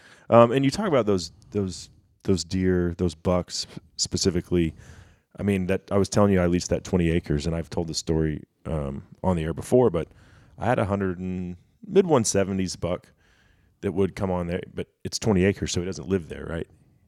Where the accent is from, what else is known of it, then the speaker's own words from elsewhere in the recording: Dallas, Texas, United States; And certainly, you know, growing up in Dallas, it's far from what it was. I mean, it was country back in the 90s when I was a kid.